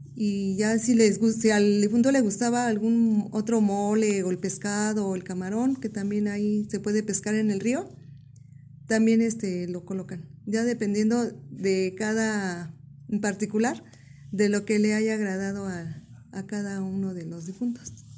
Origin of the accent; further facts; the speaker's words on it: Sierra region, Guerrero, Mexico; yo soy de Guerrero, de la región de la Sierra